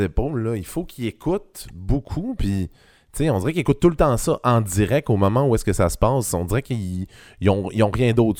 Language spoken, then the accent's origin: French; Quebec, Canada; je viens du Saguenay-Lac-Saint-Jean